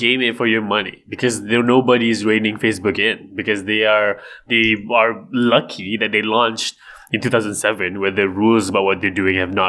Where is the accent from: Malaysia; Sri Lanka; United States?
Malaysia; I'm Malaysian.